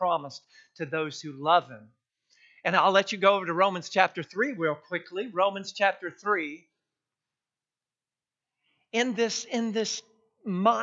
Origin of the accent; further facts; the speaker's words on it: South Texas to North Texas, United States; growing up in South Texas all the way up to North Texas